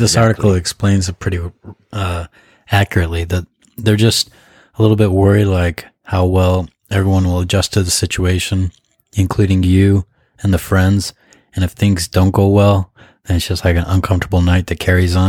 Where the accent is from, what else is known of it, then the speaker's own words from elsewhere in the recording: United States; now in Japan; as an American